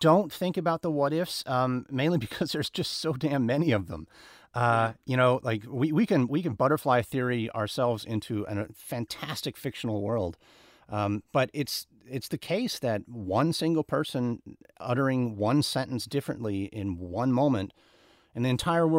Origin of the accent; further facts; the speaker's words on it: United States; it was very, very strange to be milling about as an American traveling alone in Australia.